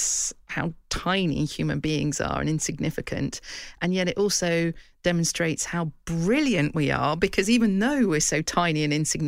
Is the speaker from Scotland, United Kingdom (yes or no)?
no; West Kent, South East England, United Kingdom; I come from West Kent, you know, part of southeast England that doesn't have mountains or extreme winters or anything like